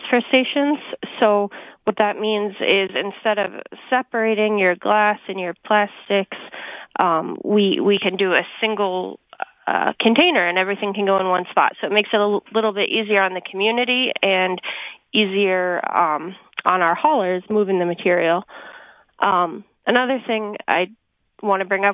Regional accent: Bethel, New York, United States; also born or lived in Binghamton, New York; now in Monticello, United States; I'm from Bethel. My family is from Bethel

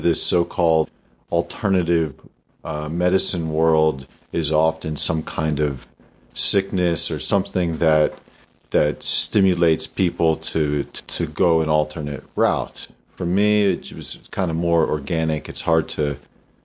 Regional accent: Damascus, Pennsylvania, United States; I grew up in Damascus, Pennsylvania, on a family farm

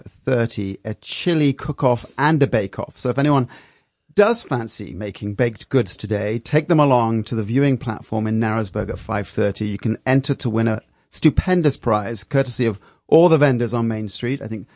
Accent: Freeport, Grand Bahama, Bahamas; I grew up in the Bahamas, and I didn't know that. I spent my first 6 years in Freeport, Grand Bahama.

